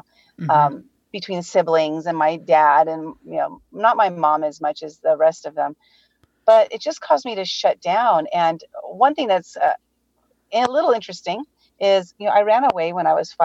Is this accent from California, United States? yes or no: yes; San Diego, California, United States; I'm born and raised in San Diego, California